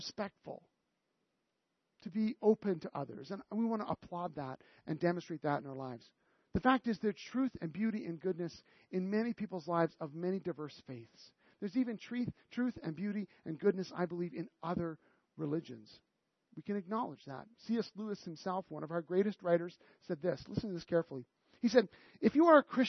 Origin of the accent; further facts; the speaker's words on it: Canada; we're so Canadian